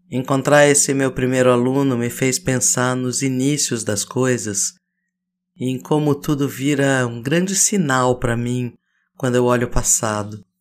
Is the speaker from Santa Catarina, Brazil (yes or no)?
no; Laranjal Paulista, São Paulo, Brazil; born there; Eu nasci às sete da manhã na Santa Casa de Laranjal Paulista.